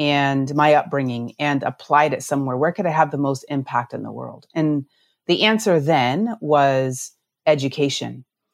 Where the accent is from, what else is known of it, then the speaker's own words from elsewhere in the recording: Utah, United States; also born or lived in Navajo Nation; I grew up actually in Utah